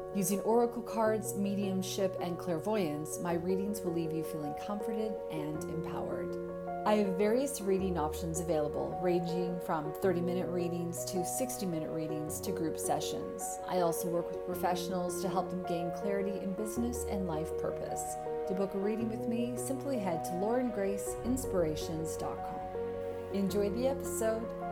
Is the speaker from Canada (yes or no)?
yes; Canada; also born or lived in Scotland; I'm Canadian, I lived in Scotland.